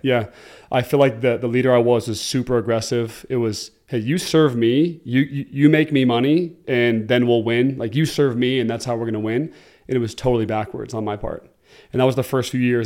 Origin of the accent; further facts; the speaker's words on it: Oregon, United States; moved away as an adult; now in Utah, United States; I'm originally from Oregon and, uh, came to Utah to play football at B Y U.